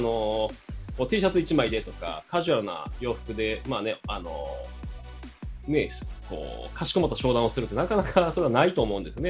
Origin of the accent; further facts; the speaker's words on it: Japan; 日本で生まれ育った